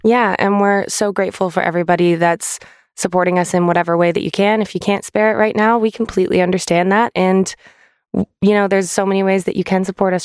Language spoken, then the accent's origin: English; Canada; now in United Kingdom; to go back to Canada. I got to go back to my home country